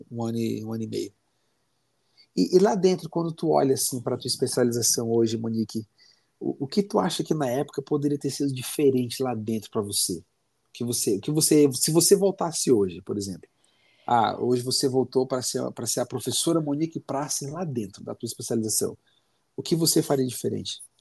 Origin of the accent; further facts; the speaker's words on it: Fortaleza, Ceará, Brazil; now in Curitiba, Brazil; eu sou cearense, sou de Fortaleza